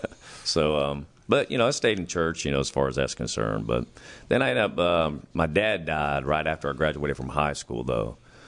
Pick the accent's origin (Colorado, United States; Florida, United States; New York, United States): Florida, United States; Gainesville; moved away as an adult; also born or lived in Archer, Florida; now in Tulsa, United States; So I was born in Gainesville, Florida.